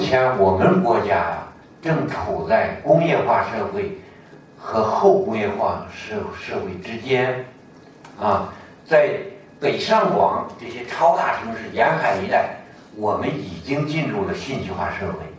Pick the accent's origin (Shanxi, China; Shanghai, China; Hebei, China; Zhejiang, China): Hebei, China; 哪有这么欺负我们河北人的？